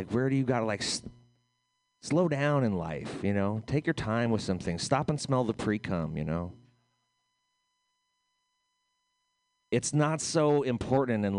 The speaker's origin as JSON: {"language": "English", "country": "United States"}